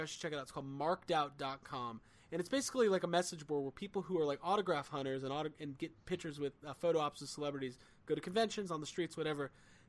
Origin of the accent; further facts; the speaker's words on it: Chicago, Illinois, United States; I'm from Chicago.